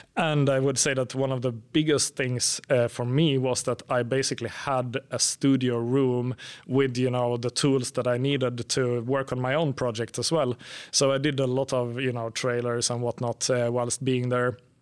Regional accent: Finland; moved away as an adult; now in Sweden; I'm from Finland, but I've lived in Sweden for about ten years

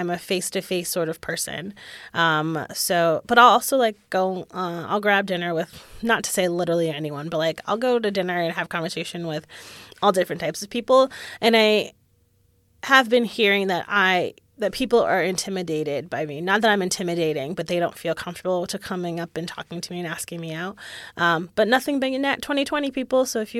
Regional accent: New England, United States; now in Austin, United States; Growing up in New England, with it being beautiful there, for, you know, we have four different seasons except for winter.

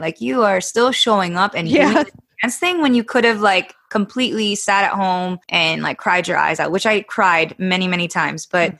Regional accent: Falls Church, Virginia, United States; also born or lived in San Diego, California; we decided to move to Virginia

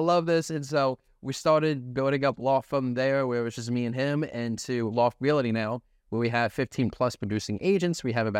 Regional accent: Milford, Delaware, United States; I'm from Delaware. I'm from a little city called Milford, and by city, I mean there's like 10,000 of us.

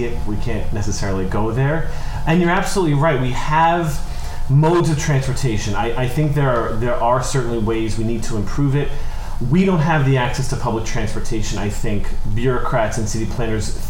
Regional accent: New York City, New York, United States; I grew up in Kingsbridge

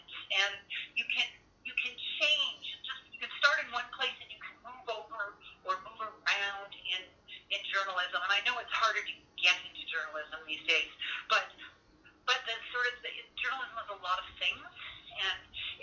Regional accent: Windsor, Ontario, Canada; moved away as an adult; I grew up in Windsor

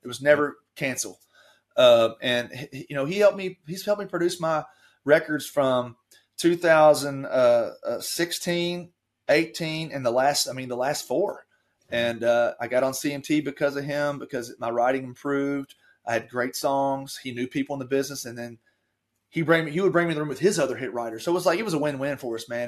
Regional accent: Taylorsville, Kentucky, United States; I grew up in Taylorsville

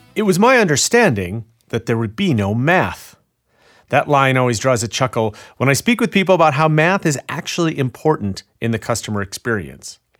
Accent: Chicago, Illinois, United States; my hometown of Chicago.

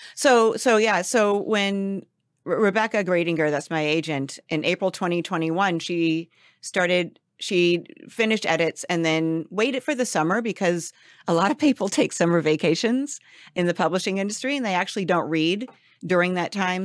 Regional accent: Los Angeles, California, United States; I'm back here in L A, which is my hometown

